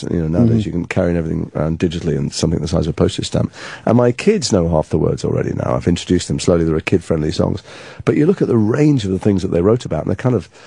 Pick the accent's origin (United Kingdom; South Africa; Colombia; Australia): United Kingdom; England; And because I'm English, I didn't know any of these people